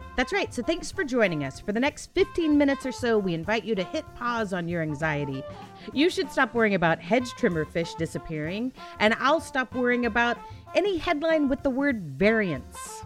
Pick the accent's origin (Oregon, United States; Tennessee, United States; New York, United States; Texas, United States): Texas, United States; we're Texan